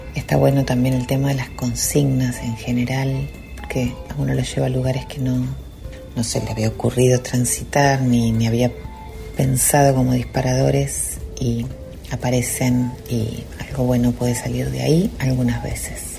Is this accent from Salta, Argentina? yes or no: no; Mercedes, Buenos Aires Province, Argentina; now in La Plata, Argentina; soy oriunda de Mercedes, provincia de Buenos Aires